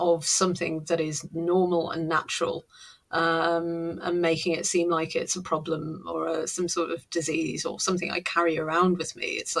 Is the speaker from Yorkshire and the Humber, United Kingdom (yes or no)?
no; North East England, United Kingdom; And Northeasterner, because I am, you know, I was brought up in the Northeast, all over the Northeast.